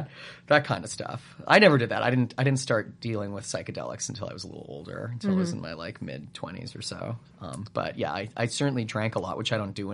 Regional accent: Calgary, Alberta, Canada; It might be a little bigger there now than it was when I grew up there, but it was small when I grew up in Calgary.

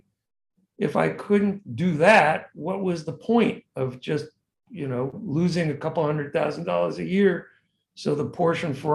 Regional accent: Perth Amboy, New Jersey, United States; moved away; I'm from Perth Amboy, New Jersey.

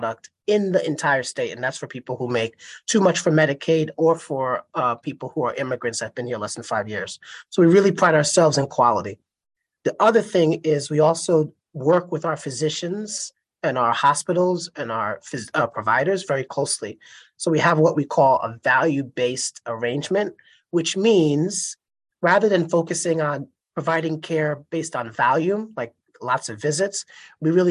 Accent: United States; born or raised there

